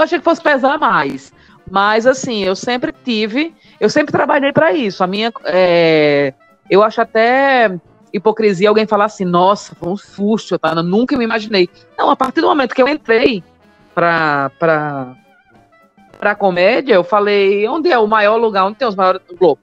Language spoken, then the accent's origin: Portuguese; Maceió, Alagoas, Brazil; accent: nordestino; now in São Paulo, Brazil; sou de Maceió